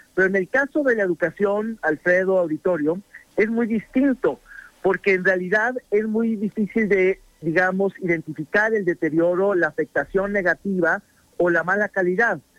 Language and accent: Spanish; Mexico; nos jodimos como mexicanos